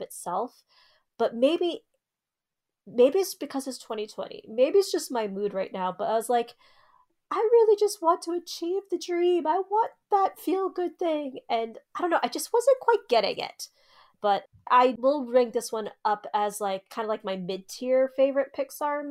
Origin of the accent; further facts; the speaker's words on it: Arizona, United States; we're from Arizona